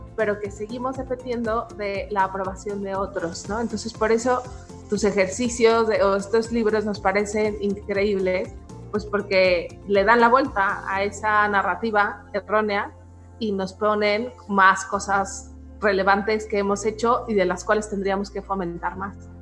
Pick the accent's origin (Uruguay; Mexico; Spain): Mexico; nuestra identidad mexicana